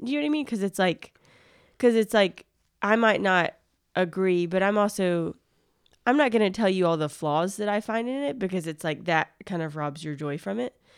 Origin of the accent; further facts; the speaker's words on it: near Gulf Shores / Orange Beach, Alabama, United States; now in Athens, Georgia, United States; I grew up in the South, and so, like, near Gulf Shores, Alabama, Orange Beach, Alabama.